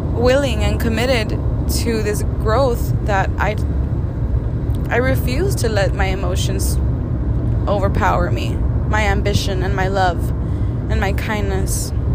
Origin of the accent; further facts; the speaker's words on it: Brownsville, Texas, United States; also born or lived in San Antonio, Texas; moved back down to my hometown after three years to Brownsville